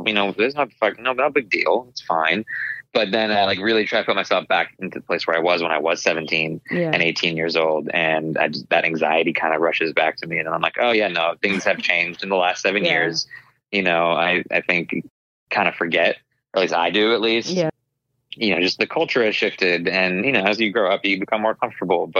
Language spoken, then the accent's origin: English; Arizona, United States; growing up in Arizona and with immigrant parents, but being Indian American